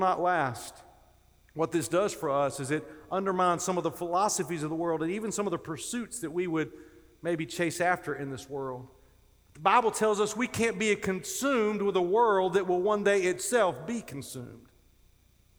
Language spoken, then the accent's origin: English; North Carolina, United States; I grew up in North Carolina, as Dr. Whitfield referenced, and I actually grew up down near the coast